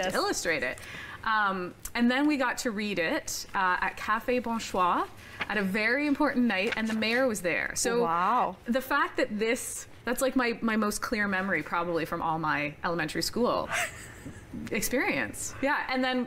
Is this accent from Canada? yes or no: yes; Waterloo, Ontario, Canada; moved away as an adult; I grew up in Waterloo